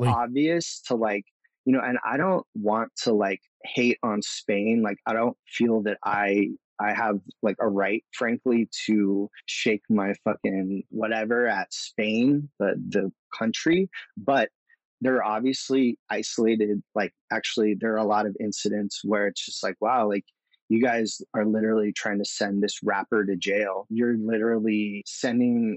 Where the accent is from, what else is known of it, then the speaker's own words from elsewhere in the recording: Southern California, United States; I grew up in Southern California